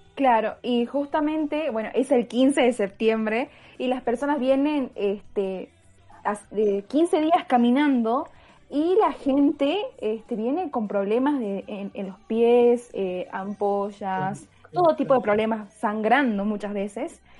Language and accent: Spanish; Salta, Argentina; la provincia de donde somos nosotros, de Salta